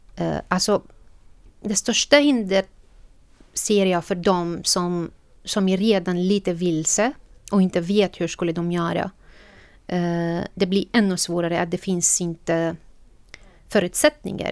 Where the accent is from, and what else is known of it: Syria; Swedish is a second language; moved away as an adult; now in Sweden